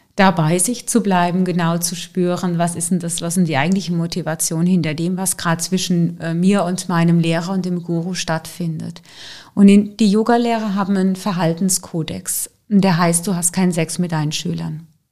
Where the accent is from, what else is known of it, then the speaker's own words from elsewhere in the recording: Germany; bei uns in Deutschland